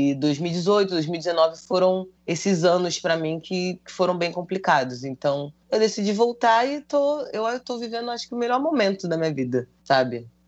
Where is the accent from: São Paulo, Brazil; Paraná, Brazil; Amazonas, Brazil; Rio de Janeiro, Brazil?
Rio de Janeiro, Brazil; Ela mora em tá Padre Miguel. Foi, quando eu, foi onde eu cresci.